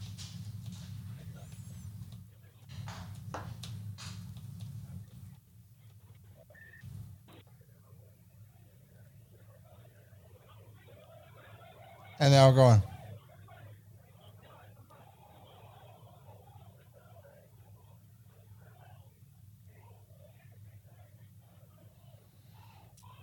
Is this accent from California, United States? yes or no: yes; California, United States; We're from California